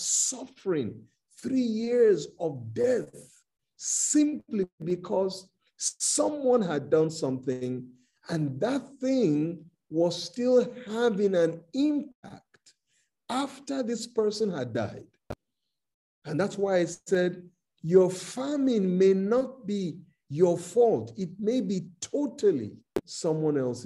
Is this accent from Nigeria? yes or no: yes; Nigeria; I'm from Nigeria, I'm a Nigerian.